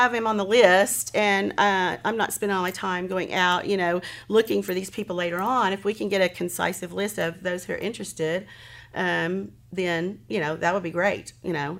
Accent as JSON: {"language": "English", "town": "Hennessey", "region": "Oklahoma", "country": "United States", "tie": "born or raised there", "moved": "as an adult", "said": "I'm thrilled to be back in my hometown"}